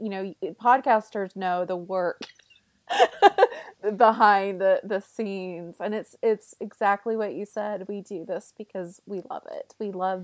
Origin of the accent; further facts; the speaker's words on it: the South, United States; I'm from the South